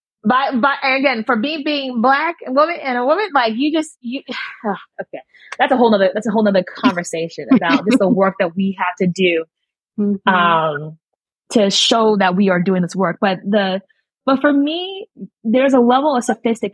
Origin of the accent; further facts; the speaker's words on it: Nigeria; I'm Nigerian